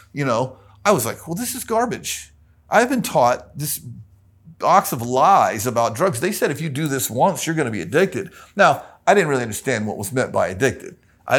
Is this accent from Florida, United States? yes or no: yes; Tampa, Florida, United States; Super Baptist, Tampa, Florida. A cult-like, charismatic Baptist church.